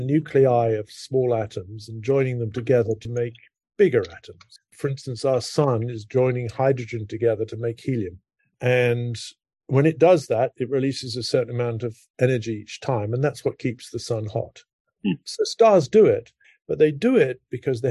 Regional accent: United Kingdom; moved away as an adult; now in Princeton, United States; I grew up in Britain.

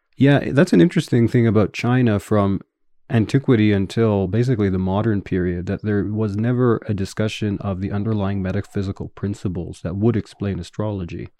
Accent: Winnipeg, Manitoba, Canada; accent: Canadian English; first language English; moved away as an adult; also born or lived in Edmonton, Canada / Tokyo, Japan; I'm originally from a city called Winnipeg, which is north of North Dakota

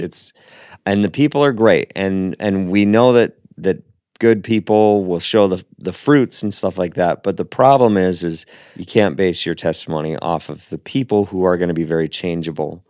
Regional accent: Seattle, Washington, United States; I'm from Seattle

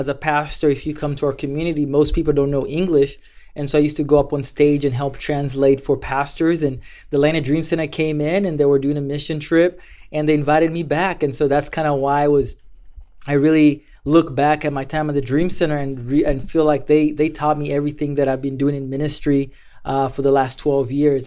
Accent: Mombasa, Mombasa County, Kenya; moved away as an adult; now in United States; growing up in Kenya, life was, was, was tough.

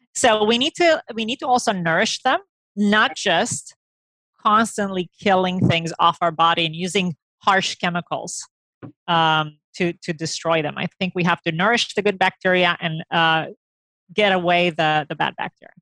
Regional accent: Romania; moved away; I grew up in Romania

